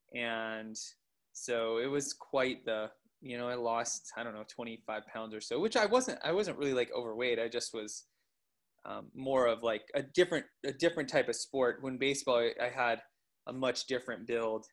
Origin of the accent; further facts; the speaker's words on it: Coeur d'Alene, Idaho, United States; I grew up in the Coeur d'Alene area. I went to Coeur d'Alene High School